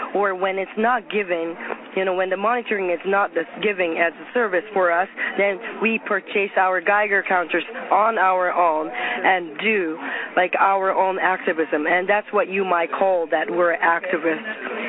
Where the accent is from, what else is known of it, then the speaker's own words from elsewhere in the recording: Sendai, Miyagi, Japan; And I'm a mother from Sendai City, Miyagi Prefecture, that is next to Fukushima.